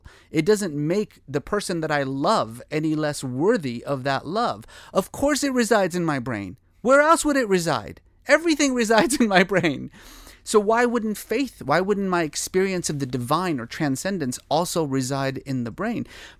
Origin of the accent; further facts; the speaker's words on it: Iran; born there; moved away; I was born in Iran. My family left in 1972. When the revolution happened.